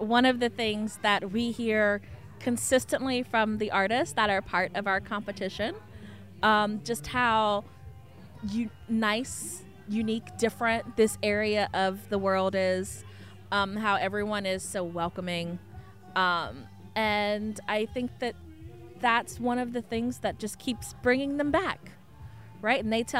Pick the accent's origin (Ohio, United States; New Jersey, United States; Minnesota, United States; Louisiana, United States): Louisiana, United States; New Iberia; So I, born and raised in New Iberia, left, came back home.